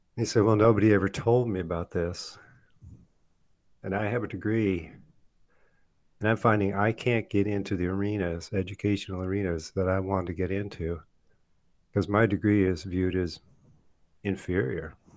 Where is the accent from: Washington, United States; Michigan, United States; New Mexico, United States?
Michigan, United States; when I was a kid growing up in Michigan